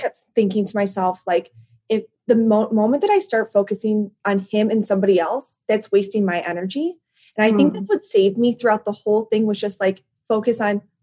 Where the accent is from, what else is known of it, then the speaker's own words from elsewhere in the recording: Chicago, Illinois, United States; accent: Chicago; My Chicago accent has gotten thicker over the years